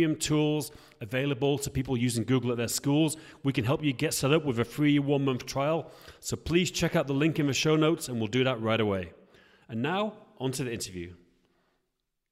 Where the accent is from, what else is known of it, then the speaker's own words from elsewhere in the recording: England, United Kingdom; now in Prague, Czech Republic; I'm English